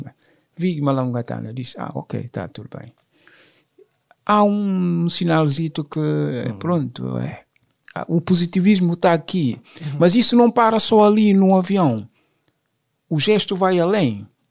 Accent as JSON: {"language": "Portuguese", "country": "Guinea-Bissau", "moved": "yes", "lives_now": "France", "said": "Sou francês, sou guinense, sim, sou guinense e francês também, só porque já estou cá mais anos do que na própria, na, uhum. na própria Guiné"}